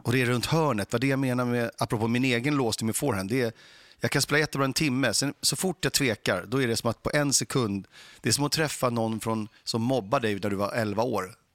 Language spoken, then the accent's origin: Swedish; Stockholm, Stockholm County, Sweden; de få gånger jag hamnade i en tennishall när jag växte upp var i Mälarhöjden